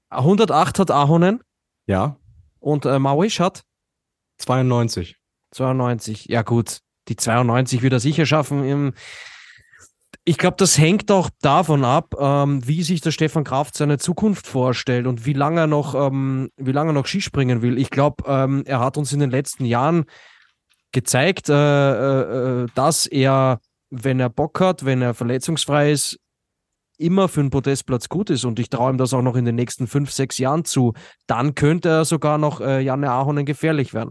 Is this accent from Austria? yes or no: yes; Austria; Okay, ja, was soll ich jetzt als Österreicher sagen?